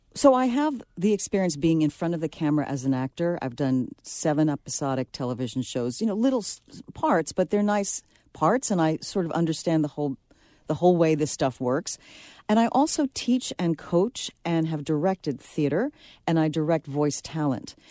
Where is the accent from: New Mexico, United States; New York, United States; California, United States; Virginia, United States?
New York, United States; New York City; I'm from the Bronx